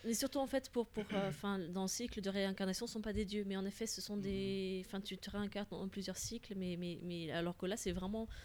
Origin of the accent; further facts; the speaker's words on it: Flanders, Belgium; French is a second language; je suis belge, mais en plus, je ne suis pas francophone au départ